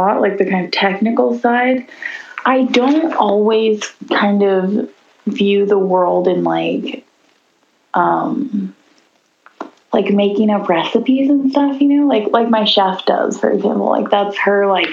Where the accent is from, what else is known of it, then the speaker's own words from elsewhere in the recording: Nashville, Tennessee, United States; now in Baltimore, United States; I'm from Nashville, Tennessee.